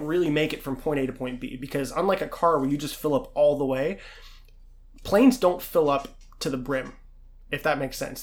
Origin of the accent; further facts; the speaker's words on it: Pittsburgh, Pennsylvania, United States; I was born in Pittsburgh